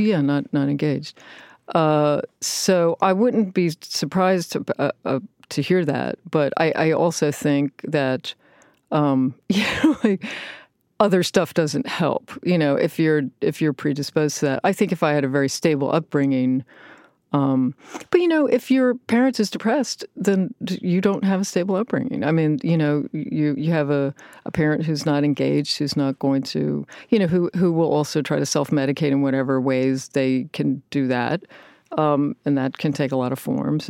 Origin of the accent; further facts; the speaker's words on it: Richmond, Virginia, United States; Richmond, Virginia